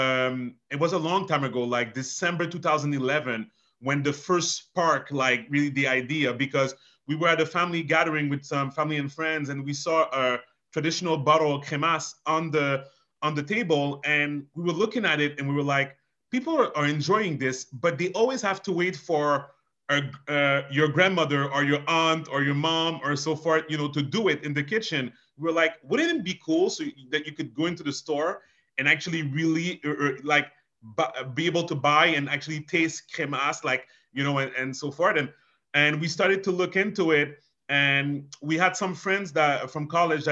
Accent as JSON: {"language": "English", "town": "Montreal", "region": "Quebec", "country": "Canada", "tie": "born or raised there", "first_language": "French", "second_language": "English", "said": "We grew up in Montreal"}